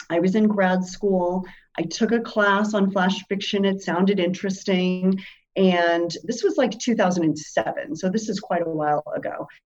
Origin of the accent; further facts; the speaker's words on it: Germany; also born or lived in Spain; I grew up as a military kid. My dad was in the military. I lived overseas. I grew up in Germany and Spain.